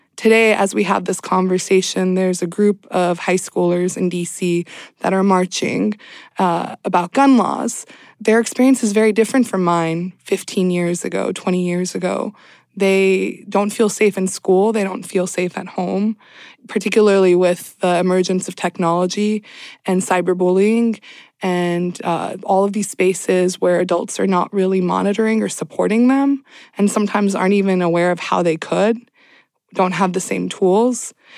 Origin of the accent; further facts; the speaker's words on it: Southern California, United States; also born or lived in Iran / the South; I grew up in Southern California